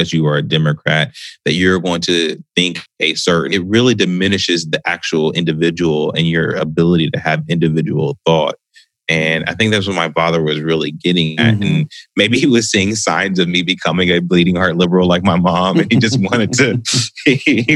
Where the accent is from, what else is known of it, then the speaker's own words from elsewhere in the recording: Columbus, Ohio, United States; also born or lived in Delaware, Ohio; I was born and raised mostly here in Columbus, not too far from where I live right now. Well, we moved a lot, truthfully